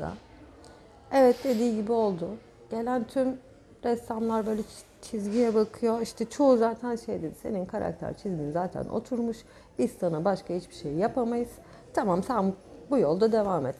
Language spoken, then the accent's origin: Turkish; Gökçeada, Çanakkale, Turkey; Gökçeada'da doğmadım. Burada doğdum. Çanakkale doğumluyum ama çocukluğum Gökçeada'da geçti.